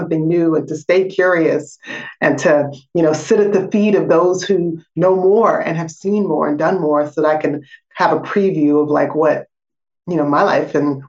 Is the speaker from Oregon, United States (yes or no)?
yes; Portland, Oregon, United States; You know, I grew up in Portland, Oregon.